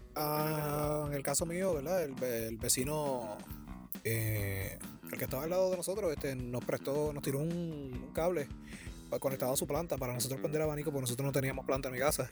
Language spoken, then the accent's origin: Spanish; Bayamón, Puerto Rico; Yo, soy aquí de Bayamón